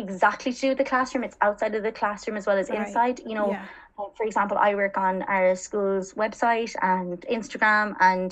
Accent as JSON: {"language": "English", "area": "Connemara Gaeltacht", "region": "Connacht", "country": "Ireland", "also_born_or_lived": "Galway / France", "moved": "as an adult", "lives_now": "Dublin, Ireland", "said": "I'm originally from the Connemara Gaeltacht."}